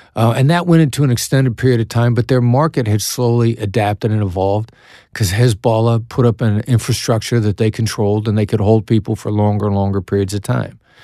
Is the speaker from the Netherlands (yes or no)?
no; Iowa, United States; accent: Iowa accent; moved away; also born or lived in Kansas City, Missouri; I know that my accent gives me away. I'm from Iowa. I definitely have the Iowa accent